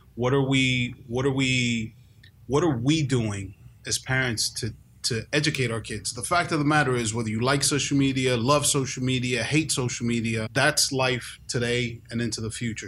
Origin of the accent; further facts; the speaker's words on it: New York, United States; also born or lived in Bronx, New York; I grew up in New York. I grew up in Washington Heights, North Harlem. I lived in the Bronx